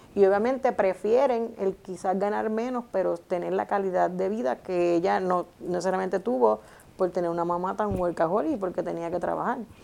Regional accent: Puerto Rico; mi país

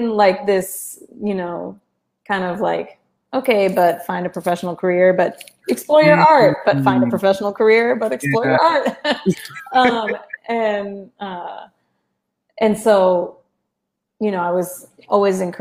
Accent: Chapel Hill, North Carolina, United States; first language Spanish; English is a second language; I grew up in North Carolina, and for me, that will always be home

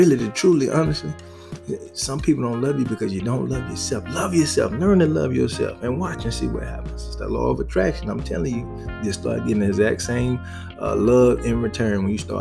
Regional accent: the South, United States; I'm a boy from the South

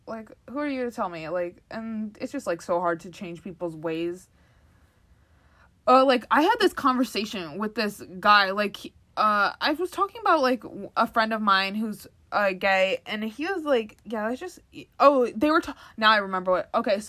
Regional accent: Waterbury, Connecticut, United States; born there; Like, if I was raised, like, I was born in Waterbury. If I was raised there, I definitely probably would say it a lot more.

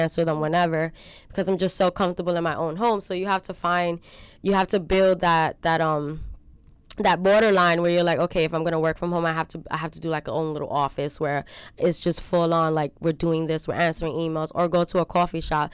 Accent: New York City, New York, United States; I grew up in Marcy Projects with my mom and my grandmother.

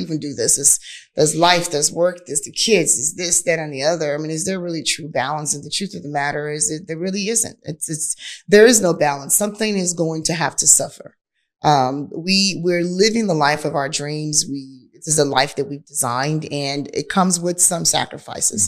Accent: Nigeria; accent: Nigerian; now in Houston, United States; My Nigerian accent

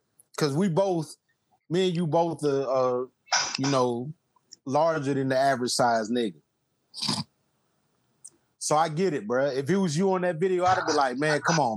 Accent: South Georgia, United States; I'm from South Georgia, about Austin, Georgia

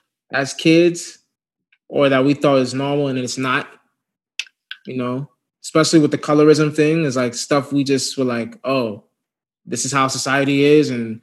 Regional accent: Chicago, Illinois, United States; born there; I was born in Chicago.

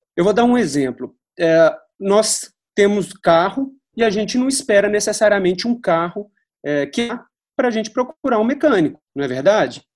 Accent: Belo Horizonte, Minas Gerais, Brazil; Eu sou de Belo Horizonte

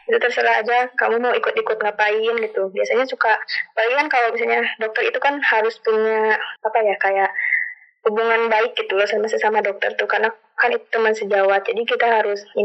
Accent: Cianjur, West Java, Indonesia; moved away as an adult; now in Bandung, Indonesia; Kan aku tuh anak rantau ya dari Cianjur ke Bandung. Dan dulunya emang aku tuh nggak pernah rantau gitu jadi anak benar-benar anak rumahan yang baru pertama kali anak rantau gitu kuliah ini teh

